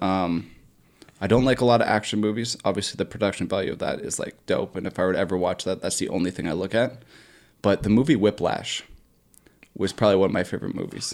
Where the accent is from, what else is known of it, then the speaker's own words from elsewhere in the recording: Bolton, Ontario, Canada; my hometown of Bolton, Ontario